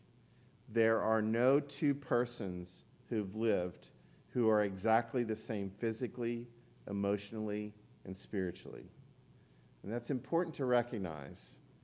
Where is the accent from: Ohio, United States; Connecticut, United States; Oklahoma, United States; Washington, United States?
Oklahoma, United States; moved away; And I'm from Oklahoma